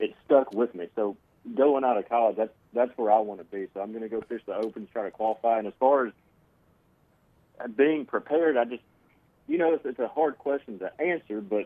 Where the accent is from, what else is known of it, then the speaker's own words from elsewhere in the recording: Hot Springs, Arkansas, United States; moved away as an adult; now in Montevallo, United States; I'm from Hot Springs, Arkansas. I'm not used to the big city life